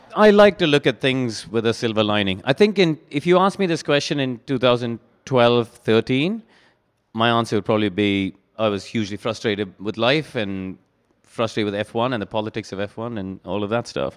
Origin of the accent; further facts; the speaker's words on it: India; moved away as an adult; also born or lived in Brackley, England; growing up in India